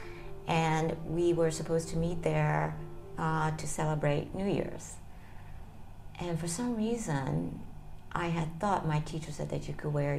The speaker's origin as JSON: {"language": "English", "region": "North Carolina", "country": "United States", "tie": "born or raised there", "also_born_or_lived": "Kyoto, Japan / Pennsylvania", "lives_now": "Tokyo, Japan", "said": "I was born there and I spent my first years there up until I was in first grade"}